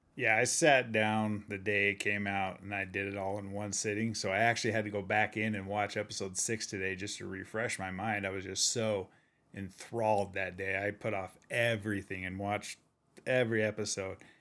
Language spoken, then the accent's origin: English; Utah, United States; I'm from Utah, and they call it pop in Utah also